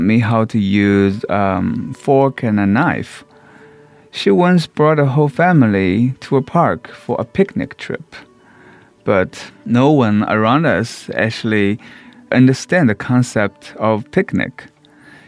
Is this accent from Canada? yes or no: no; Shanghai, China; moved away; I was raised in Shanghai, in a slum